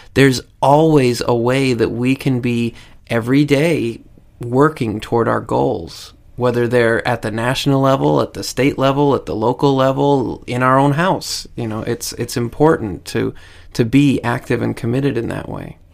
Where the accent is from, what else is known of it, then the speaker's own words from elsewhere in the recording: United States; as an American I've lived through in my entire life